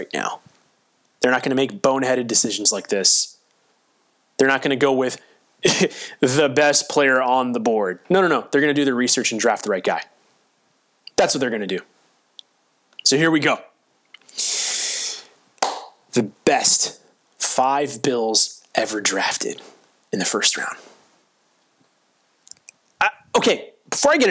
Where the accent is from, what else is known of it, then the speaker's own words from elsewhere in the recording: Florida, United States; I grew up in Florida